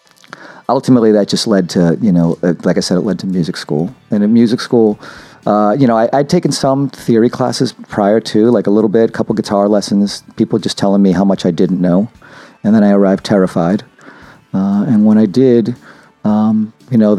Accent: Brockton, Massachusetts, United States; I'm from Brockton, from Massachusetts.

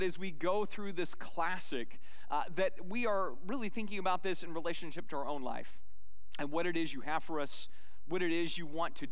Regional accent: Sedona, Arizona, United States; when I was a little boy growing up in Sedona, Arizona

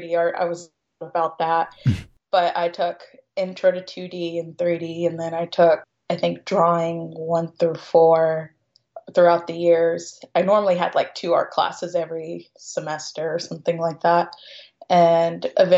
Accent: Jeffersonville, Indiana, United States; also born or lived in Louisville, Kentucky / Sellersburg, Indiana; I was born in Louisville, Kentucky, but I was raised in Jeffersonville, Indiana, which is right across the river

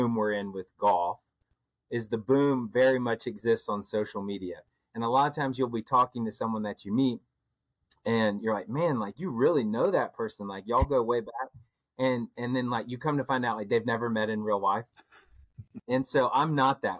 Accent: Asheville, North Carolina, United States; moved away as an adult; also born or lived in Texas; now in Winston-Salem, United States; I grew up in Asheville, North Carolina

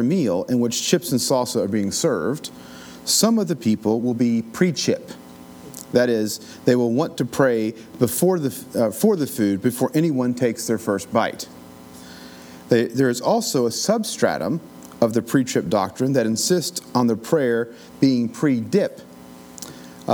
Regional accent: Appalachian Mountains, United States; Growing up in the Appalachian Mountains

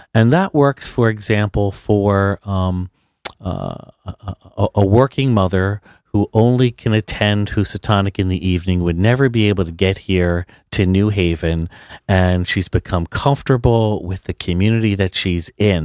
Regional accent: New Jersey, United States; I am a New Jersey boy, born and raised

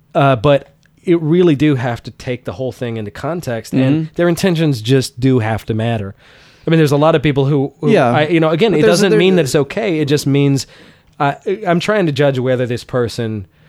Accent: Georgia, United States; growing up in Georgia

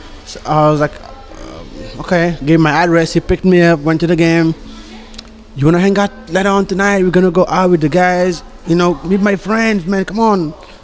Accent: Senegal; English is a second language; now in United States; I'm Senegal.

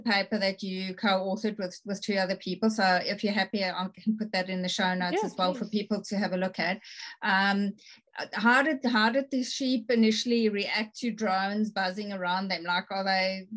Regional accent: South Africa; also born or lived in Bunbury, Australia; now in Australia; being a South African myself

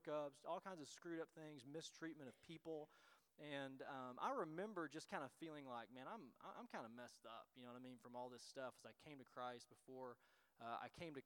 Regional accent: Tennessee, United States; now in Illinois, United States; we are from Tennessee, and so that's where our accents come from, or maybe mine

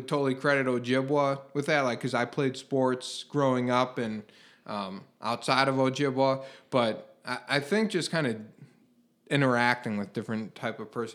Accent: Glenview, Illinois, United States; I grew up in Glenview, smallish town

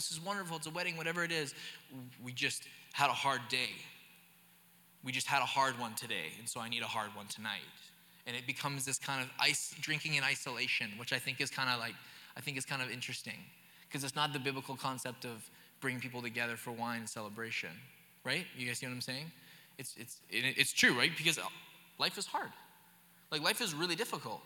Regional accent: the Okanagan, British Columbia, Canada; moved away; I grew up in the Okanagan

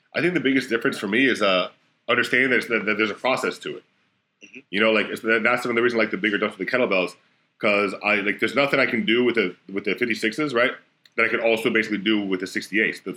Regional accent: Florida, United States; I'm from Florida

